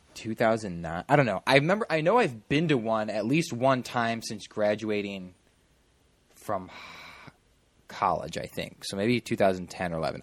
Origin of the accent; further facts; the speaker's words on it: Midwest, United States; moved away; growing up in the Midwest